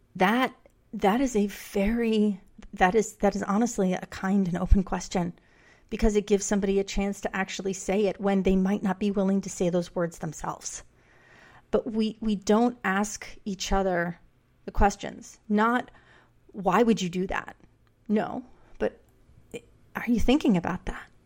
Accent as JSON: {"language": "English", "town": "New York City", "region": "New York", "country": "United States", "tie": "born or raised there", "said": "I grew up in New York City"}